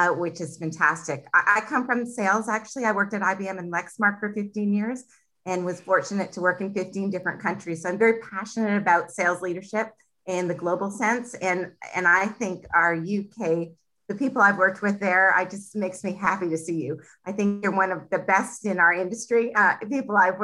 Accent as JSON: {"language": "English", "town": "Toronto", "region": "Ontario", "country": "Canada", "also_born_or_lived": "United Kingdom", "said": "I'm from Toronto, Canada"}